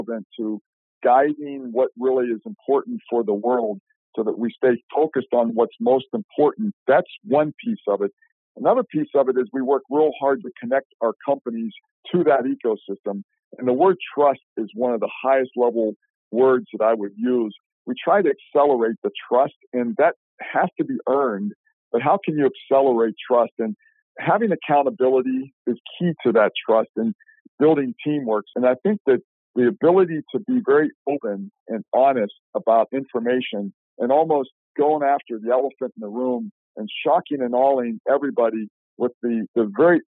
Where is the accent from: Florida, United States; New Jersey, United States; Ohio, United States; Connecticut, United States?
Ohio, United States; Shadyside; moved away; Where I grew up in Ohio, I would tell you Shadyside, Ohio